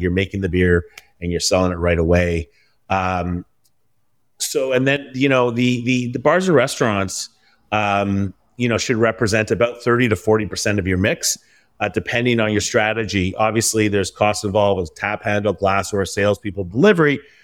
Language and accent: English; Vancouver, British Columbia, Canada; now in Toronto, Canada; being in Ontario, although I'm from Vancouver.